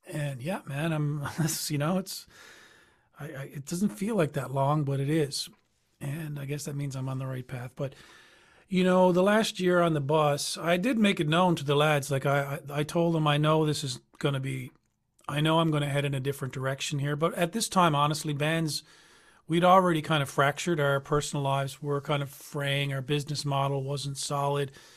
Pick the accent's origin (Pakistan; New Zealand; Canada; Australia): Canada; Newfoundland and Labrador; I'm from Newfoundland